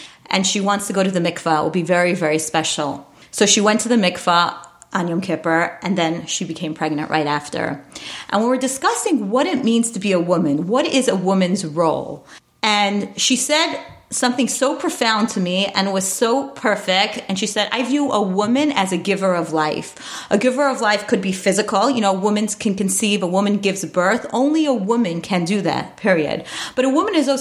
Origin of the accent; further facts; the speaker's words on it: New York City, New York, United States; I grew up in Borough Park, New York.